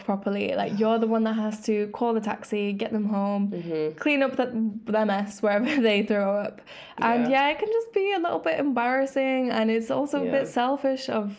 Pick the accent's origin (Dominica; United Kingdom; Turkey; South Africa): United Kingdom; England; also born or lived in Greece; I'm from Greece, but I've grown up in England.